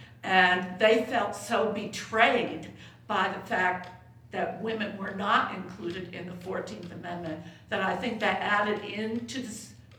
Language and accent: English; Rochester, New York, United States; My last point is I'm going to say I'm from Rochester, New York, which is where Susan B. Anthony was born and raised.